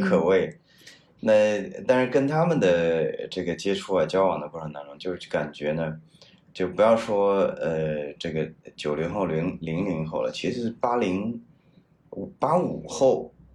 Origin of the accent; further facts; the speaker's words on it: Henan, China; moved away; also born or lived in United States; 我是河南人